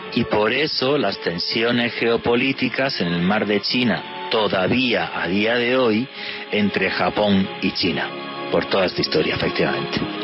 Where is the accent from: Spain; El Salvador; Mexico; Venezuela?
Spain; yo soy español